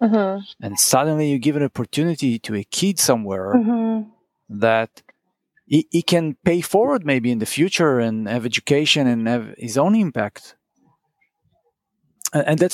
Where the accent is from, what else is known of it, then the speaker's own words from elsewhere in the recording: Israel; now in Netherlands; we grew up in Israel. Everybody went to school